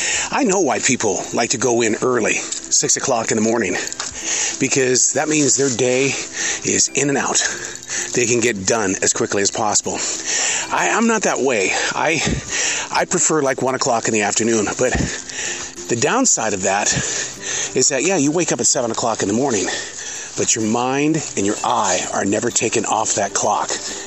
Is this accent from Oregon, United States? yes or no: no; Montana, United States; The Southerner is going to come out in me, and I'm from Montana.